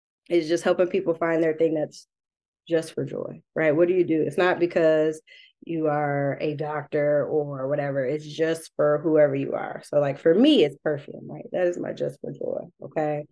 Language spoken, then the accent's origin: English; Detroit, Michigan, United States; I'm also from Southwest Detroit.